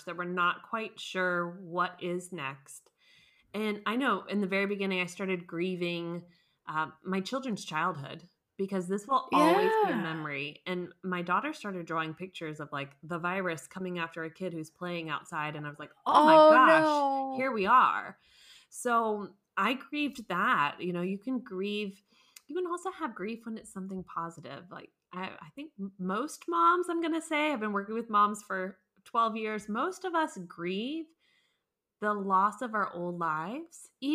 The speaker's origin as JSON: {"language": "English", "country": "United States", "moved": "as an adult", "lives_now": "Munich, Germany", "said": "I'm American, but I live in Munich, Germany"}